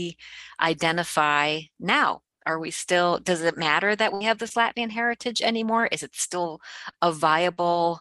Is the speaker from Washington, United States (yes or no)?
no; Cleveland, Ohio, United States; also born or lived in rural Canada; My family was in Cleveland.